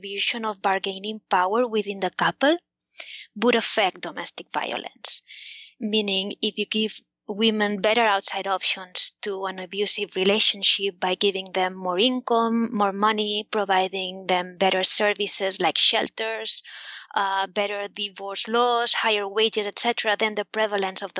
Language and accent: English; Spain; the government of Spain, where I'm from, in case you hadn't noticed from my accent